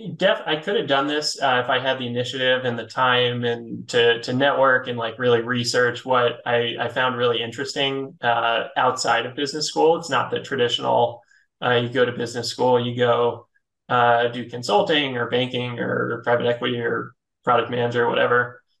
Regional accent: Philadelphia, Pennsylvania, United States; moved away as an adult; also born or lived in New York; I'm originally from Philly

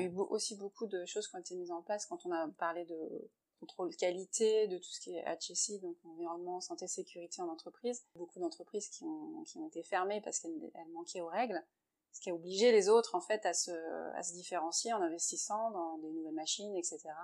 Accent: France; now in Shanghai, China; on est français

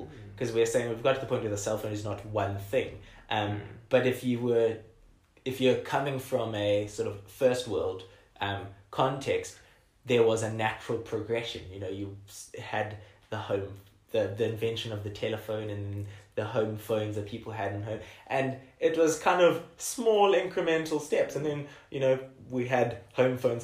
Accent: South Africa

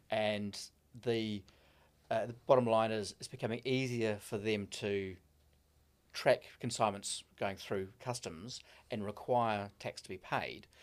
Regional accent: Gisborne, New Zealand; moved away; also born or lived in Auckland, New Zealand / United Kingdom; I'm a Gisborne boy originally.

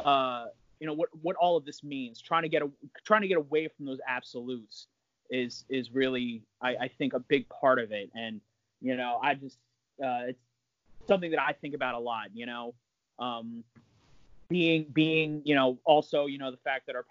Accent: Virginia, United States; I come from Virginia

